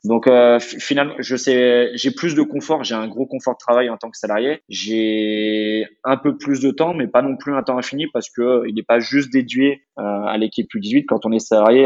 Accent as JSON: {"language": "French", "town": "Luçon", "region": "Pays de la Loire", "country": "France", "tie": "born or raised there", "also_born_or_lived": "Nantes / Carquefou", "said": "c'est un club qui est situé dans le sud de Vendée. Donc j'ai fait toutes mes études là-bas."}